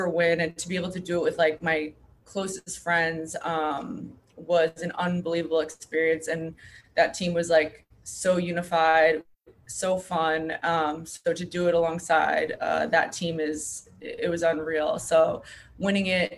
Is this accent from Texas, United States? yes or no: no; Long Island, New York, United States; I'm from Long Island